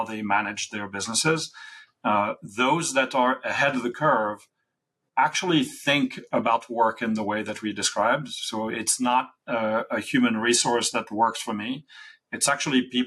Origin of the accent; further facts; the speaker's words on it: France; I was born in France in the '60s.